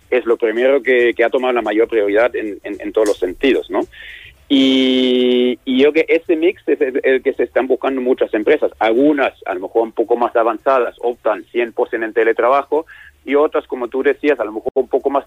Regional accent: Germany; Spanish is a second language; como soy alemán, he trabajado además en muchos sitios en el mundo

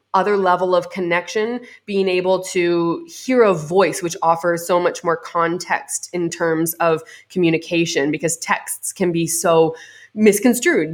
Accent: Canada; I'm Canadian

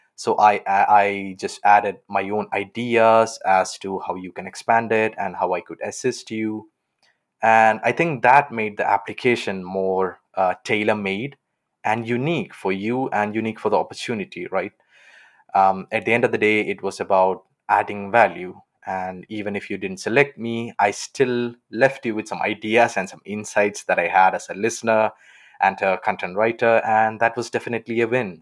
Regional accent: Kerala, India; now in Aachen, Germany; I'm from Kerala on the south side of India

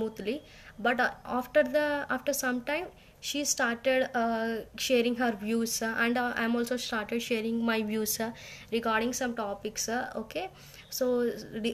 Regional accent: India; from India

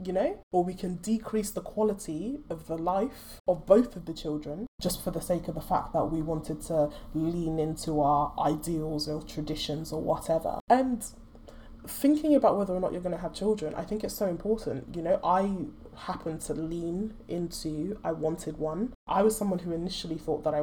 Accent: Nigeria; I'm Nigerian.

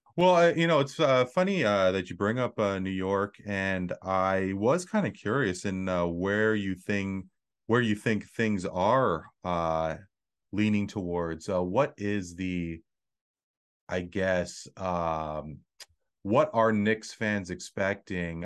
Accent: Canada; as a Canadian

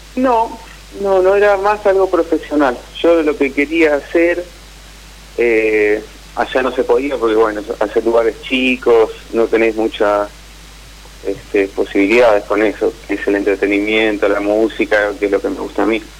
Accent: Caleta Olivia, Santa Cruz, Argentina; also born or lived in La Plata; now in Morón, Argentina; soy de Caleta Olivia, pero vivo en Morón

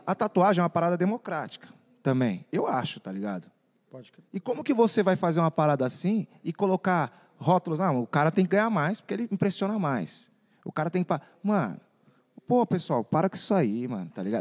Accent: Sorocaba, São Paulo, Brazil; also born or lived in Vinhedo / Valinhos / Louveira; Eu nasci no Brasil. Fui criado em Sorocaba, Zona Norte, quebrada

